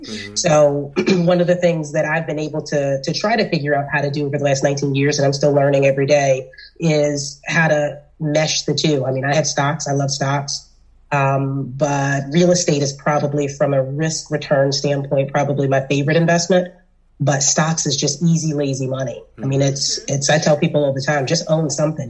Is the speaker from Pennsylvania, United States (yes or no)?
yes; Philadelphia, Pennsylvania, United States; I'm from South Philly. I'm from the hood.